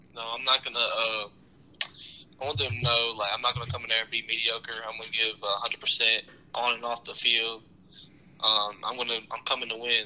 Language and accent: English; Tennessee, United States; I grew up in Tennessee